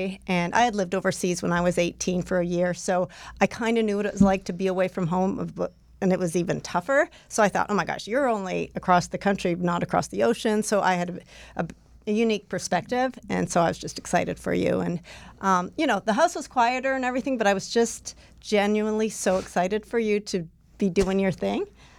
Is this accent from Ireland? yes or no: no; Kingsville, Ontario, Canada; moved away as an adult; also born or lived in Toronto; now in Indiana, United States; we were married in Kingsville, my hometown